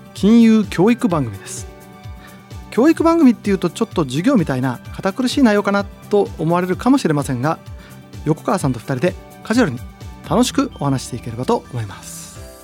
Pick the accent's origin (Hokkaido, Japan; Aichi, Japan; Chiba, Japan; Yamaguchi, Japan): Aichi, Japan; 出身地は愛知県です